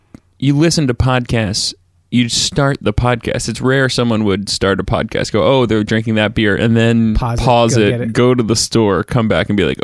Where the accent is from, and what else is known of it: Seattle, Washington, United States